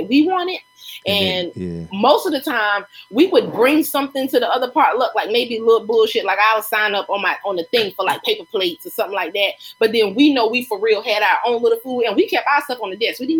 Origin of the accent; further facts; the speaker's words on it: Lake City, United States; when I lived in Lake City growing up in Wren Village